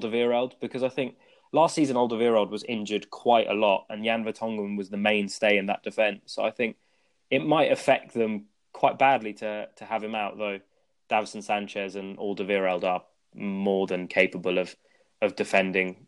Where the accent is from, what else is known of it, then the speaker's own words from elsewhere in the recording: England, United Kingdom; I was born in England and have basically grown up in schools, English culture